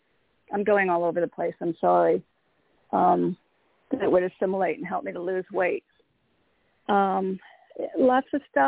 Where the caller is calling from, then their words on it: Connecticut, United States; Hey, Toni … from Connecticut.